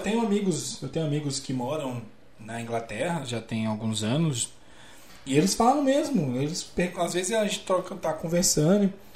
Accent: Cidade Ocidental, Goiás, Brazil; moved away as an adult; also born or lived in Brasília; now in interior of São Paulo, Brazil; Eu sou natural de Brasília. Né? É. moro aqui no interior de São Paulo, já tem uns. Vai pra 7, 8 anos

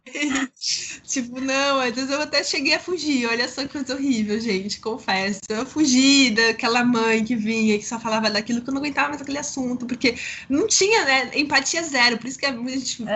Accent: São Paulo, Brazil; moved away as an adult; now in Rio de Janeiro, Brazil; eu sou de São Paulo, meu marido do Rio Grande do Sul

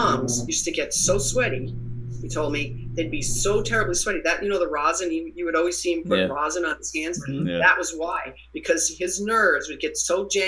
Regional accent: Boston, Massachusetts, United States; I'm from Boston

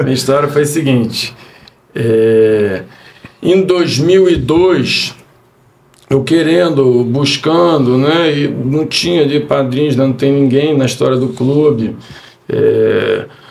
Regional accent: Rio de Janeiro, Brazil; eu sou aqui do Rio de Janeiro mesmo, né? Sou carioca

